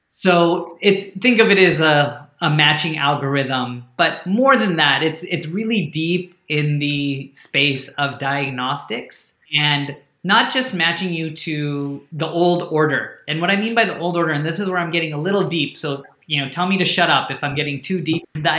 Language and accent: English; India; first language Hindi; So Ut in Hindi, which is my native language, means to lift up.